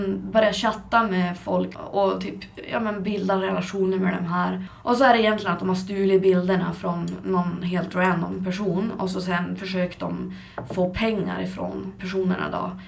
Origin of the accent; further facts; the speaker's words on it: Skellefteå, Västerbotten County, Sweden; jag hamnade tillbaka i min hemstad Skellefteå